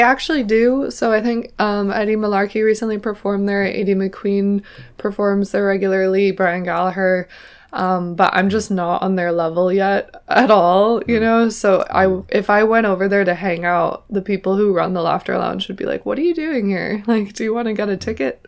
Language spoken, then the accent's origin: English; New York City, New York, United States; accent: mixed American; now in Ireland; I'm from Manhattan